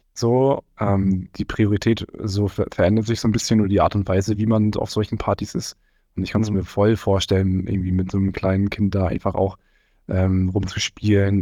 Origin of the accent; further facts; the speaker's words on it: Rostock, Mecklenburg-Vorpommern, Germany; also born or lived in Fürstenfeldbruck; now in Cologne, Germany; ich komm ursprünglich aber aus Rostock